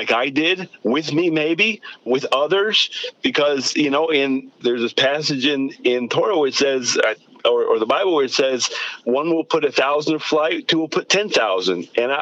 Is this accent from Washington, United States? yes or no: yes; Seattle, Washington, United States; moved away; I grew up in Seattle